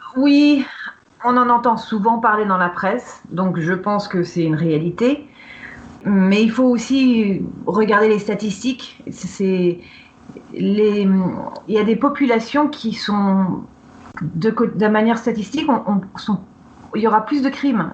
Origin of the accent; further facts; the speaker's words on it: Napa Valley, Northern California, United States; moved away; j'ai grandi dans la vallée de Napa, qui est connue pour son vin